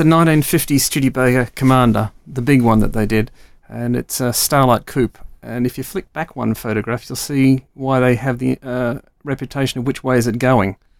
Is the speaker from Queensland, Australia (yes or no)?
no; Melbourne, Victoria, Australia; now in United Kingdom; Growing up in Melbourne, which was the back end of the world in the early sixties and the late sixties